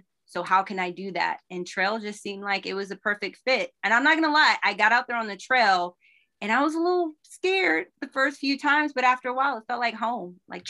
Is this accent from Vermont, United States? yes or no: no; California, United States; we grew up a little bit of everywhere, but predominantly in California. I went to all public schools from Granada to Hayward High, San Lorenzo.